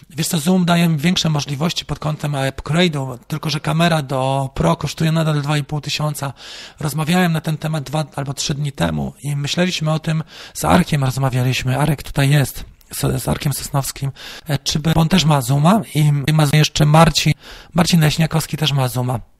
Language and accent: Polish; Warmian-Masurian Voivodeship, Poland; Wiem, bo sam pochodzę z Mazur, no to może już z Warmii.